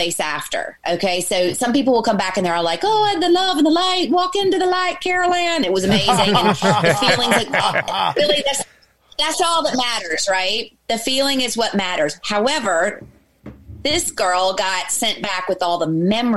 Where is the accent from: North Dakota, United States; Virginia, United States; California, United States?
Virginia, United States; moved away as an adult; also born or lived in Los Angeles; now in Ireland; I'm from Virginia originally. And so I'm a southerner